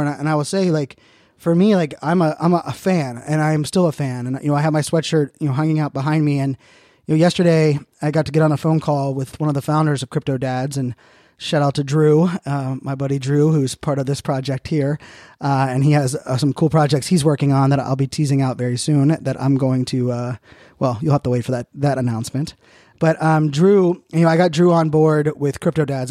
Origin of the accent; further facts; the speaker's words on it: Virginia Beach, Virginia, United States; also born or lived in Pittsburgh, Pennsylvania; I moved from Pittsburgh to Virginia Beach in, in third grade